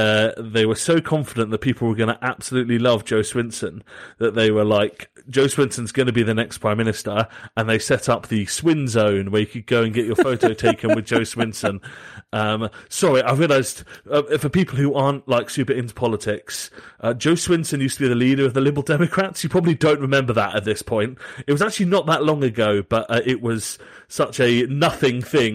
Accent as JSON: {"language": "English", "region": "southern England", "country": "United Kingdom", "accent": "Southern English", "said": "Like, I am very English, very Southern English. I sound very Southern English."}